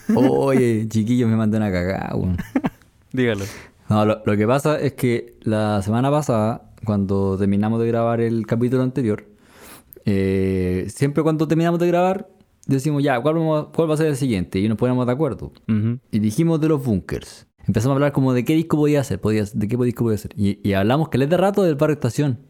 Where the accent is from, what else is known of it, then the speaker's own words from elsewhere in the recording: Concepción, Biobío, Chile; viví casi toda mi adolescencia y mi infancia en Conce